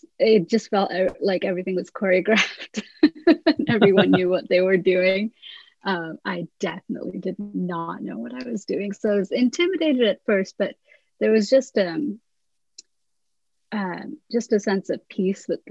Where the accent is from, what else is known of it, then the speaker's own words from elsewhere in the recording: India; moved away as an adult; also born or lived in England; Growing up in India, my church was just so different